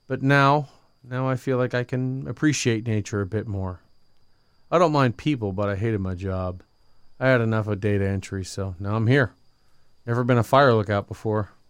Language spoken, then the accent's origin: English; Livermore, California, United States; I'm from Livermore, which is located outside of San Francisco. I lived there my whole life. Love the West Coast.